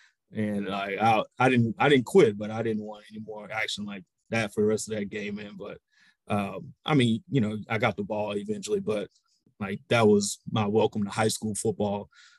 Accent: Baytown, Texas, United States; But man, Baytown is a great place to grow up back then, you know, late 80s

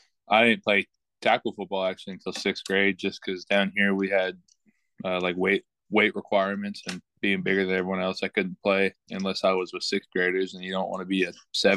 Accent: San Antonio, Texas, United States; also born or lived in Houston, Texas; I'm from San Antonio, Texas. I was born in Houston, moved to San Antonio when I was about a year old. I've just been here ever since.

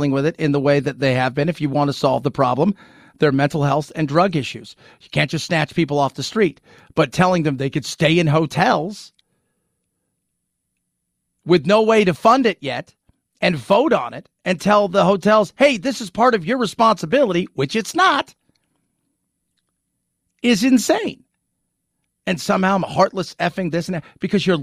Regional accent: Long Beach, California, United States; moved away as an adult; now in San Antonio, United States; in Long Beach, where I grew up

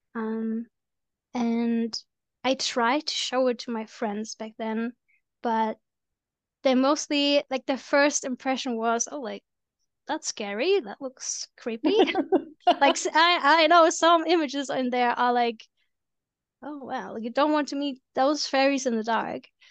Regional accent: Germany; I'm from Germany

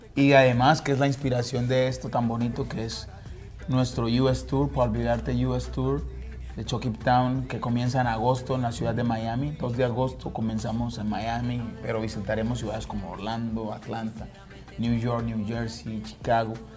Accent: Pacific region of Colombia, Colombia; la región de donde nosotros venimos y no solo la región pacífica, sino de Colombia

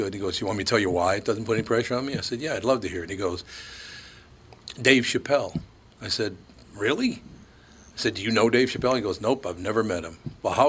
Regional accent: Minneapolis, Minnesota, United States; growing up in North Minneapolis, I said, well, did you like this?

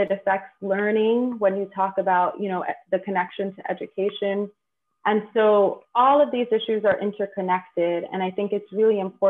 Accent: New York City, New York, United States; also born or lived in Bronx, New York; I was born and raised on the Lower East Side, but now reside in the Bronx

